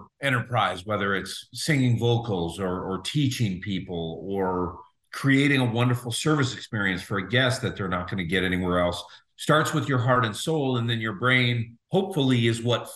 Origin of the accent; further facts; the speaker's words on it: Juneau, Alaska, United States; moved away; also born or lived in Seattle, Washington; I'm from Juneau, Alaska originally. Moved to Seattle eventually.